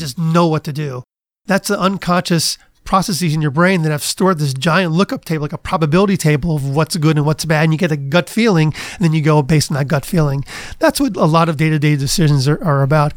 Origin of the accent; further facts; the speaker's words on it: Cleveland, Ohio, United States; moved away; also born or lived in Kent, Ohio / Princeton, New Jersey; I grew up in Cleveland